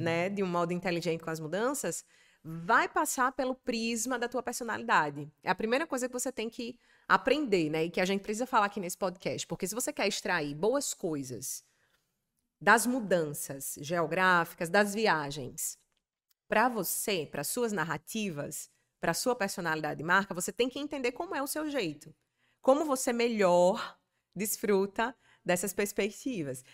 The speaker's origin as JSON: {"language": "Portuguese", "town": "Natal", "region": "Rio Grande do Norte", "country": "Brazil", "tie": "born or raised there", "moved": "as an adult", "lives_now": "São Paulo, Brazil", "said": "Rio Grande do Norte, que é onde tem Natal, a minha cidade onde eu nasci"}